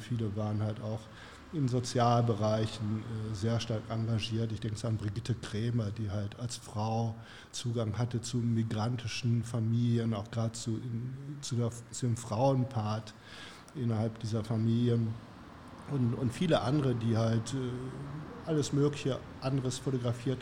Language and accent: German; Gelsenkirchen, North Rhine-Westphalia, Germany; now in Herne, Germany; hier in Gelsenkirchen